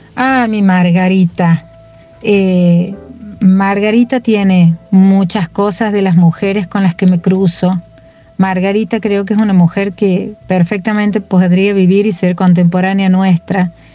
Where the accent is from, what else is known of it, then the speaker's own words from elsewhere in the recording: Santiago del Estero, Argentina; now in Córdoba, Argentina; me defino como santiagueña. Yo creo que ese es eh, el lugar de donde, de donde vengo y al que vuelvo siempre